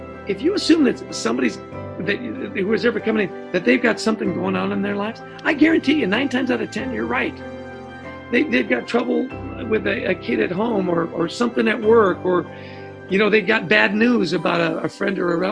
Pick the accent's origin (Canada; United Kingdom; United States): Canada; moved away; And I grew up in Canada